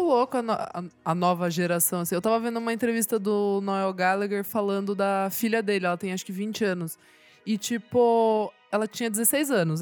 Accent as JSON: {"language": "Portuguese", "town": "Sorocaba", "region": "São Paulo", "country": "Brazil", "said": "Eu não morava aqui, né? Eu sou de Sorocaba"}